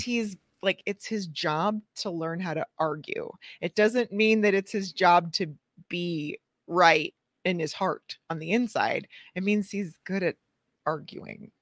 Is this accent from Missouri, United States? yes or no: yes; St. Louis, Missouri, United States; my hometown in Saint Louis